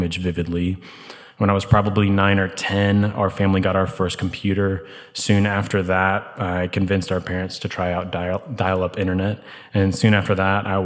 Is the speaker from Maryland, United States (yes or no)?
no; St. Louis, Missouri, United States; moved away as an adult; now in Birmingham, United States; I was raised in St. Louis by incredible, loving Christian parents. In 2006, I moved to Birmingham for college